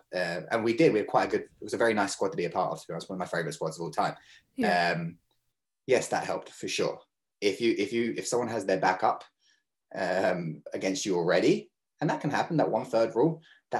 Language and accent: English; Munster, Ireland; even though I grew up in Kerry.